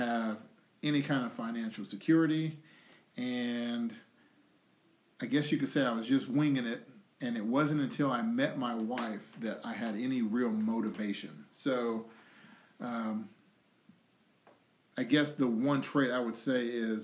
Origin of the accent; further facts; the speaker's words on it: United States; from being born in America, when I was born in America